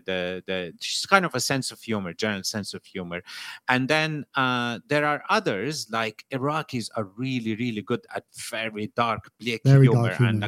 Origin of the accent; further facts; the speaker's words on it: United Kingdom; people say, why do you live in Britain if you criticize the British all the time? I was like, no, but I'm British.